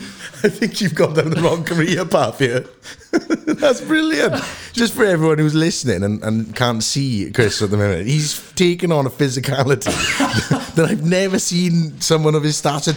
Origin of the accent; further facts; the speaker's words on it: Melbourne, Victoria, Australia; I'm from Melbourne, mate. I talk like this, the honey badger. This is how I talk.